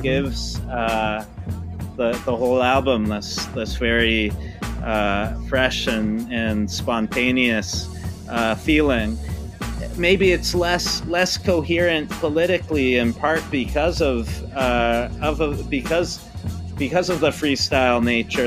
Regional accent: Palo Alto, California, United States; I grew up in uh, Palo Alto, California

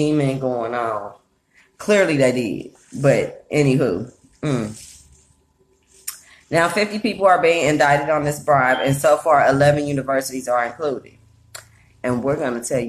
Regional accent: Oakland, California, United States; moved away; I grew up in Oakland, so UC Berkeley is right next door

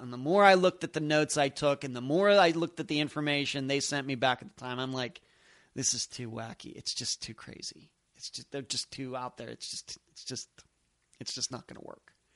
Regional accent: United States; here in the United States, we Americans

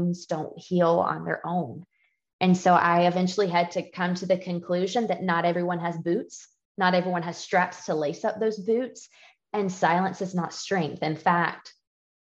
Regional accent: Georgia, United States; I grew up in a Southern home. I'm from Georgia

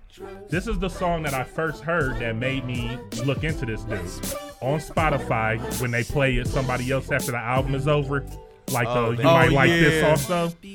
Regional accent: Detroit, Michigan, United States; now in Phoenix, United States; that back home feel about being back in Detroit

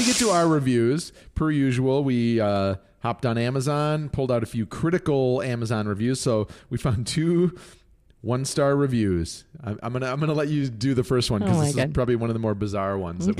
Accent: Mexico City, Mexico; I grew up in Mexico City, and Diana Kennedy's recipes are the only recipes that are authentic.

